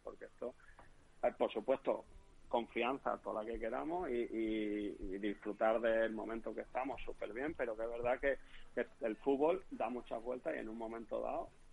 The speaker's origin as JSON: {"language": "Spanish", "region": "Extremadura", "country": "Spain", "tie": "born or raised there", "also_born_or_lived": "Leganés", "accent": "extremeño", "moved": "as an adult", "said": "allí en mi pueblo de Elena"}